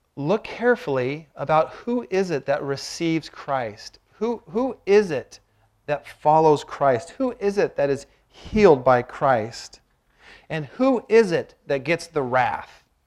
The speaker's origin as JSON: {"language": "English", "region": "Washington", "country": "United States", "tie": "born or raised there", "moved": "yes", "lives_now": "Malibu, United States", "said": "I grew up in Washington"}